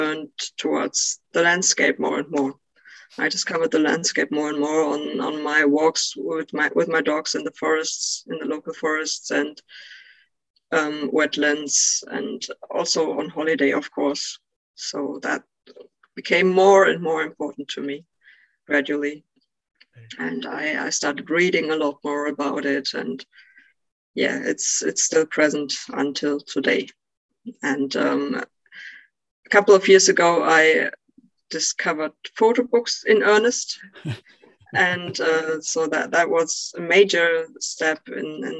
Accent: eastern Germany, Germany; I grew up in Eastern Germany.

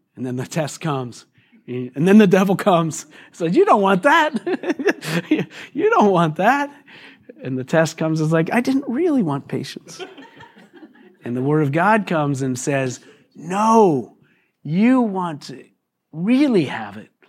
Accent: United States; us weak American Christians

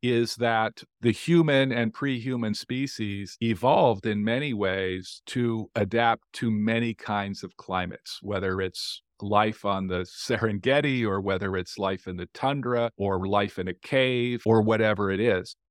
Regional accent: Las Vegas, Nevada, United States; moved away as an adult; now in New Orleans, United States; I grew up in Las Vegas

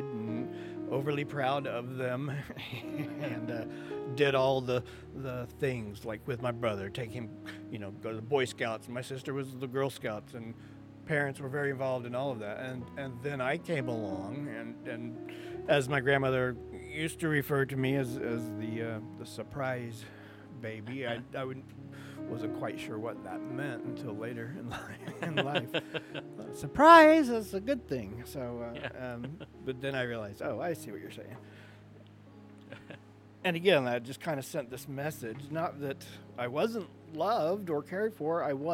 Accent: Midwestern United States, United States; I grew up in the Midwestern part of the United States

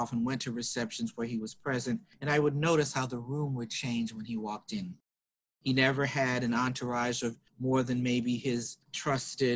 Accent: Atlanta, Georgia, United States; Atlanta, which is my hometown

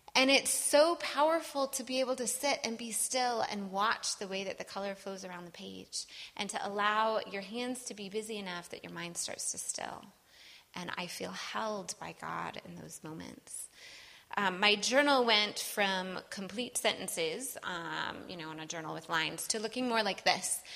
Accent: Wisconsin, United States; I'm from Wisconsin

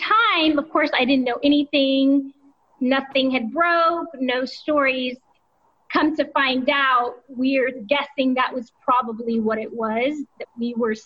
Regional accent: South Texas, United States; moved away as an adult; now in Guangzhou, China; I'm from Texas. I'm from South Texas

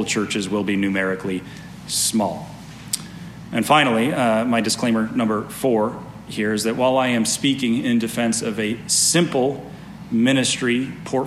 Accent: Las Vegas, Nevada, United States; now in Reno, United States; I grew up in Las Vegas

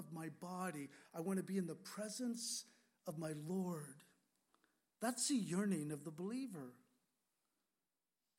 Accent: California, United States; moved away as an adult; also born or lived in Washington State; now in Whidbey Island, Washington, United States; I was born and raised in California

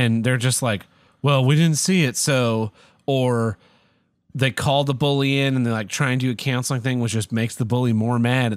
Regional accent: Oklahoma, United States; I'm from Oklahoma

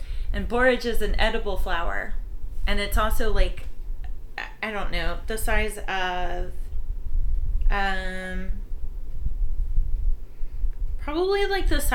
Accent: Lenoir City, Tennessee, United States; growing up in Lenoir City, Tennessee

